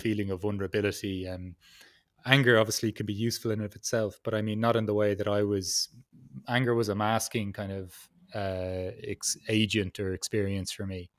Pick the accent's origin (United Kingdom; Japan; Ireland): Ireland; I'm from Ireland